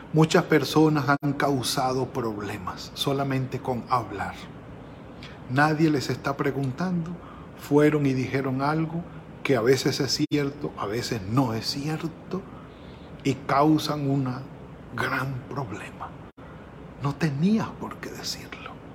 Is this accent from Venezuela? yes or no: yes; Venezuela; moved away; en el pueblo donde nacimos, allí en Venezuela